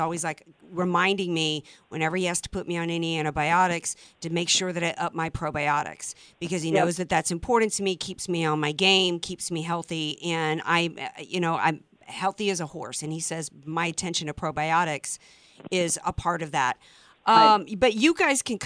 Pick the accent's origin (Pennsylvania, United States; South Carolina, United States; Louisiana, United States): Louisiana, United States; New Orleans; I grew up in the Deep South.